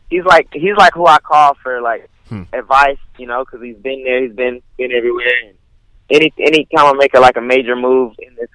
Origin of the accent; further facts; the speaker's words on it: Houston, Texas, United States; I'm from Houston.